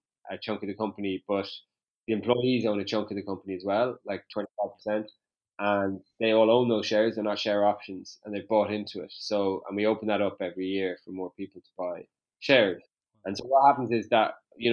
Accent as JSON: {"language": "English", "town": "Westport", "region": "Connacht", "country": "Ireland", "said": "I'm from Westport"}